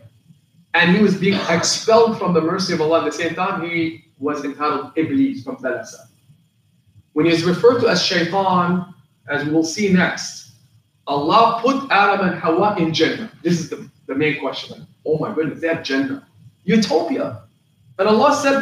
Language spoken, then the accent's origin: English; Palestine; moved away; I come from Palestine